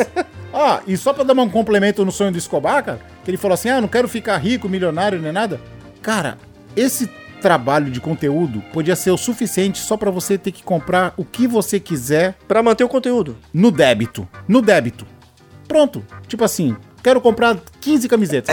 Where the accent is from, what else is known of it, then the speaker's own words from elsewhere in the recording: Baixada Santista, São Paulo, Brazil; eu sou da Baixada Santista